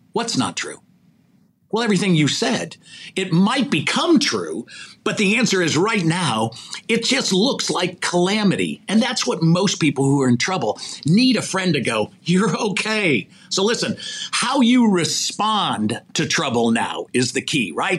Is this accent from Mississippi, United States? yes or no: no; Chicago, Illinois, United States; moved away; also born or lived in Mishawaka, Indiana / Los Angeles; grew up in, in Chicago.